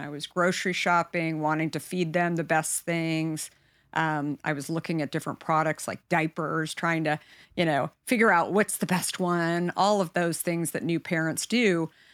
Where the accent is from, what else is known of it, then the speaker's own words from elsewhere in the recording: Arizona, United States; I grew up in Arizona